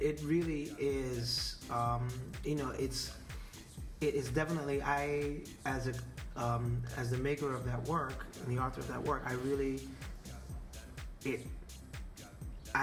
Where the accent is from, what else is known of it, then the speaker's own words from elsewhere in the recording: the South, United States; growing up in the South